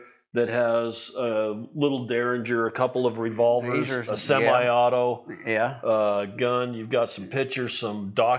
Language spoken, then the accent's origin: English; Wyoming, United States; we're from Wyoming